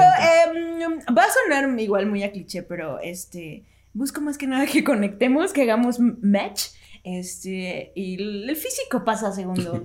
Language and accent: Spanish; Mexico; nosotros como cultura mexicana crecimos y nos educamos a través de la televisión y las novelas